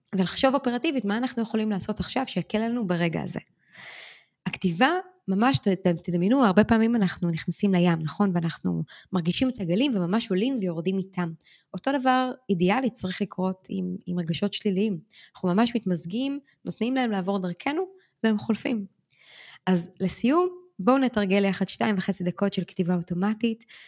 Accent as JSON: {"language": "Hebrew", "country": "Israel", "moved": "yes", "lives_now": "New York, United States", "said": "אנחנו אמנם ישראלים שחיים בניו יורק"}